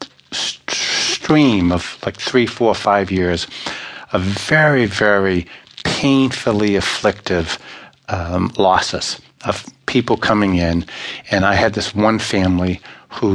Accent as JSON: {"language": "English", "town": "Boston", "region": "Massachusetts", "country": "United States", "also_born_or_lived": "Ireland", "said": "being from Boston, being Irish, and I'm also from Ireland too"}